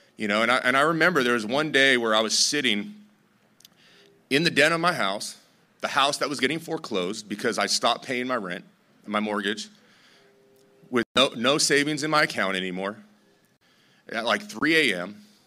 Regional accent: Torrance, California, United States; I grew up in Torrance

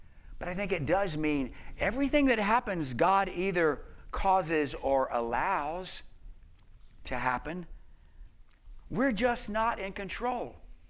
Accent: the South, United States; I grew up in the South

